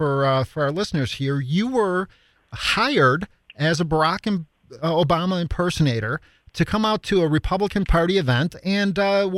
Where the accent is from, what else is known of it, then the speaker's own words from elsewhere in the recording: Chicago, Illinois, United States; So I grew up on the South Side of Chicago as well, which is why I can't talk.